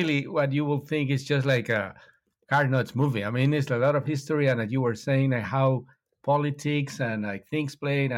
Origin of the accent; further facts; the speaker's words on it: Mexico; I'm from Mexico